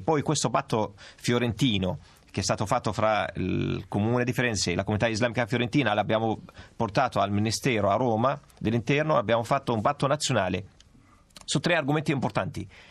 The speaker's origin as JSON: {"language": "Italian", "country": "Palestine", "moved": "yes", "lives_now": "Italy", "said": "io provengo dalla Palestina"}